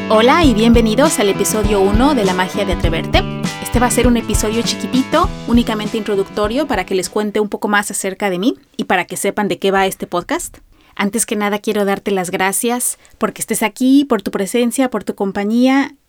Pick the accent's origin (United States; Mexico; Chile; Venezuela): Mexico; soy una mexicana de 42 años